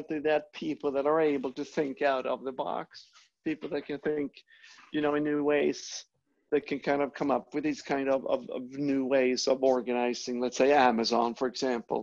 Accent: Sweden; moved away as an adult; also born or lived in Europe; now in United States; I'm from Northern Europe. I'm from Sweden

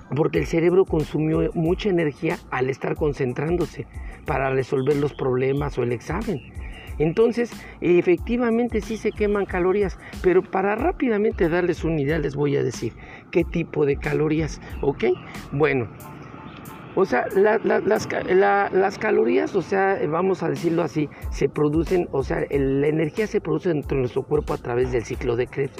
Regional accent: Mexico; aquí en mi país, en México

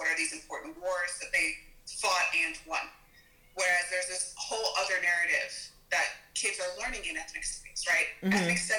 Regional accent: United States; I was born here in the States.

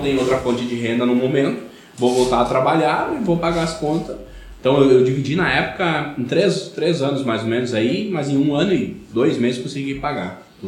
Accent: Rio Grande do Sul, Brazil; accent: colono; o sotaque tá certo, eu sou de uma cidade pequena, como princípio, interior, né? Então, colono, né? Então, até os 11 anos de idade

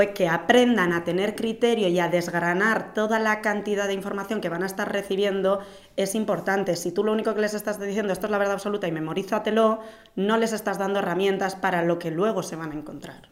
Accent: Basque Country, Spain; mi tierra

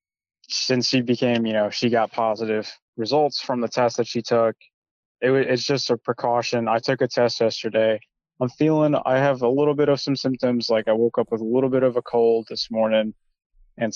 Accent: Chicago, Illinois, United States; now in Maryland, United States; I'm from the southwest side of Chicago.

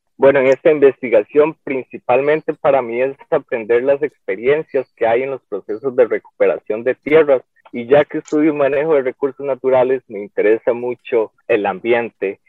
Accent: San Carlos, Alajuela, Costa Rica; also born or lived in San Vito de Coto Brus; now in San Vito, Costa Rica; Yo soy de San Carlos, vengo del CEU de San Carlos, actualmente vivo en San Vito de Cotobruz.

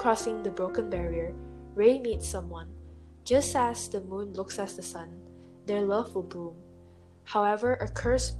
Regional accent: Malaysia; I am a Malaysian, but I'm Chinese

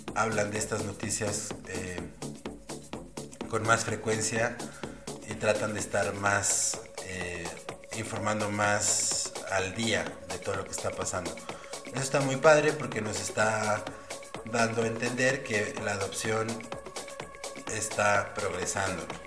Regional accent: Guadalajara, Jalisco, Mexico; Guadalajara, mi ciudad natal

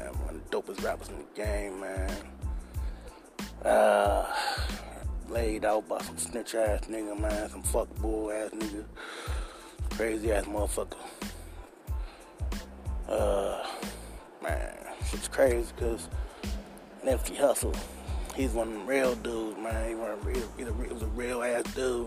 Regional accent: Baltimore, Maryland, United States; I rep my city to the fullest. I'm out here every day, all day. Born and raised in West Baltimore

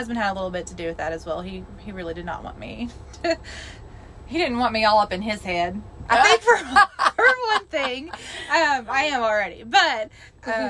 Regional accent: Arkansas, United States; I'm from Arkansas

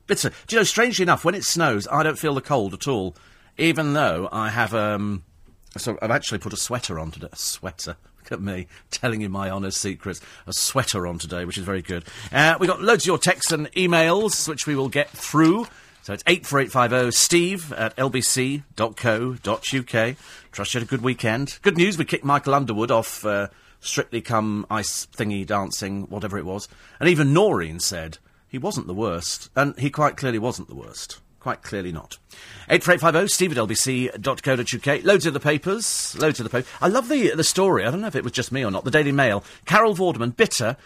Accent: United Kingdom; we're British

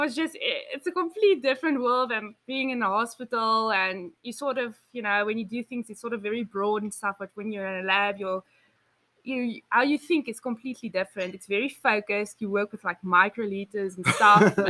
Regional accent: Betty's Bay, Western Cape, South Africa; I'm from South Africa.

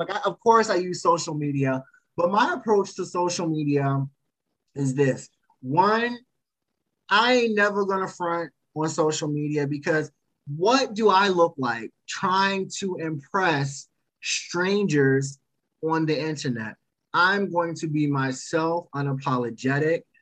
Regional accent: Potomac, Maryland, United States; I'm from Maryland, so I actually am from the Potomac area. So etiquette has always been ingrained in myself and my upbringing.

